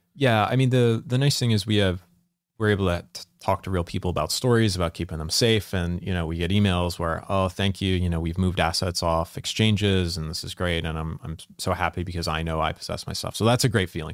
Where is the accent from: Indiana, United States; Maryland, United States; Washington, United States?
Maryland, United States; Salisbury; I'm from the small town, Salisbury, Maryland